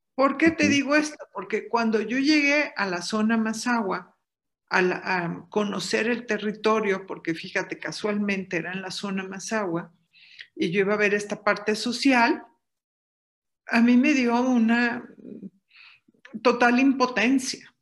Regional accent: Mexico; yo soy eh, una mexicana más, amante de los pueblos originarios de este gran país

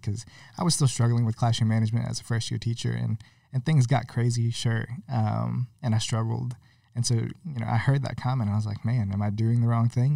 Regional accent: Bayou La Batre, Alabama, United States; also born or lived in California / Mobile, Alabama; we moved to Alabama when I was six.

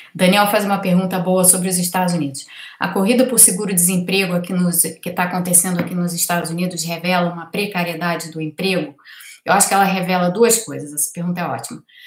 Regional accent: Brazil

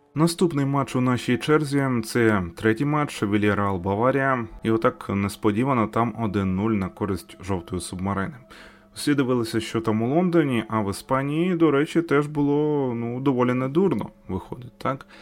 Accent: Ukraine; Ми з України.

